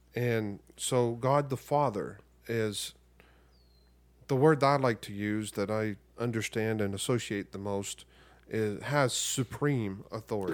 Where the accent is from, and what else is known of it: United States